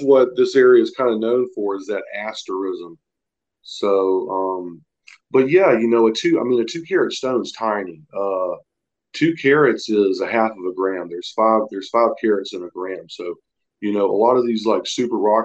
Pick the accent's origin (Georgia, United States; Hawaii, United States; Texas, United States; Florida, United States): Florida, United States; moved away as an adult; now in Franklin, North Carolina, United States; we're from Florida, right? We're Floridians